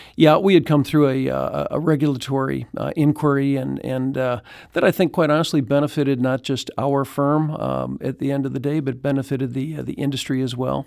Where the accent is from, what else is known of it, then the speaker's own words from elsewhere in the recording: Chicago, Illinois, United States; now in Saint Louis, United States; I grew up in Chicago